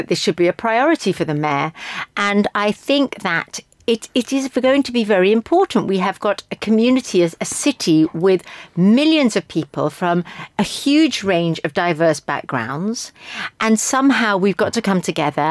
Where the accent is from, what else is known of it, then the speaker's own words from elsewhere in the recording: London, United Kingdom; Me as a Briton or as a Londoner, me as a Jew